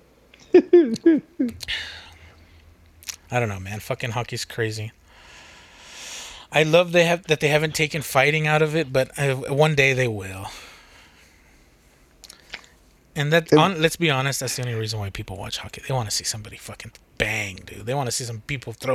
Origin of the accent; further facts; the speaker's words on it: United States; I'm American